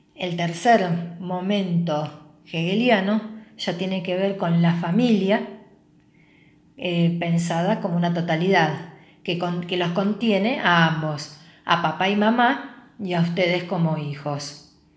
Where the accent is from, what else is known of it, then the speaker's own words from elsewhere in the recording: Rosario, Santa Fe, Argentina; nos pensamos como latinoamericanos, como argentinos y como rosarinos.